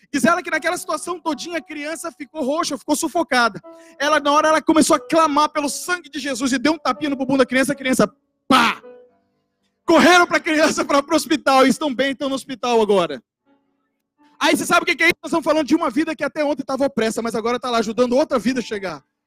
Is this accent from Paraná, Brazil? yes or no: no; interior of Bahia, Brazil; also born or lived in Vitória; Eu nasci em Vitória. E com dois, antes de fazer três anos, meu pai foi transferido para o interior da Bahia.